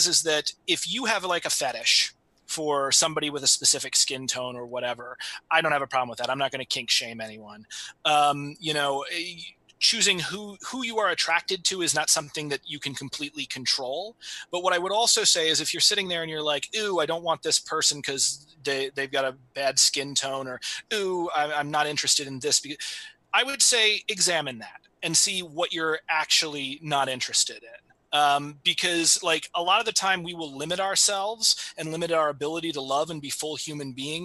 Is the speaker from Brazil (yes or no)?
no; United States; I am coming from America